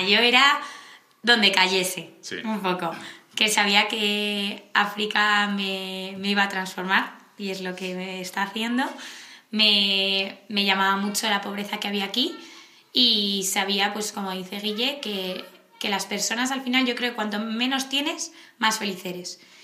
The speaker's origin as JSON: {"language": "Spanish", "town": "Madrid", "region": "Community of Madrid", "country": "Spain", "said": "de Madrid"}